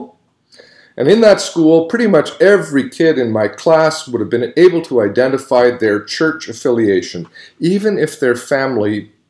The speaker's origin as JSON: {"language": "English", "town": "Winnipeg", "region": "Manitoba", "country": "Canada", "tie": "born or raised there", "said": "I was born and raised here in Winnipeg"}